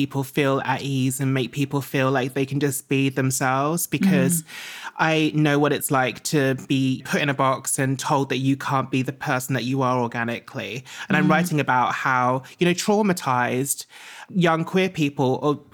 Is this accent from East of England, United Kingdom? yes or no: yes; Essex, East of England, United Kingdom; I grew up in Essex.